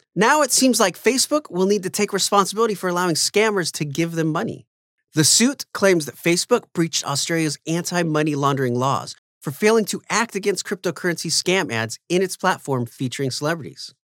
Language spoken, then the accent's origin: English; United States